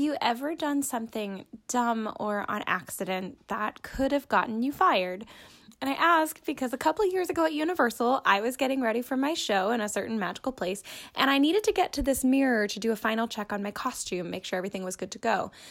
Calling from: Orlando, Florida, United States; I'm calling from Orlando, Florida

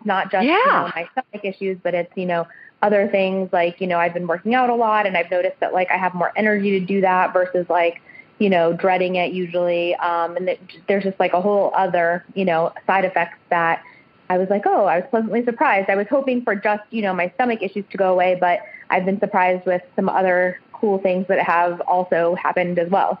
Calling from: Northern Virginia, United States; I am calling from Northern Virginia, right outside of D.C.

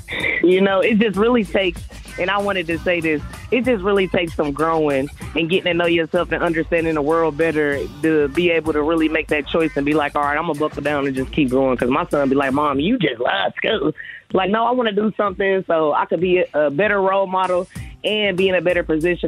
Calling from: Ohio, United States; I'm coming from Ohio.

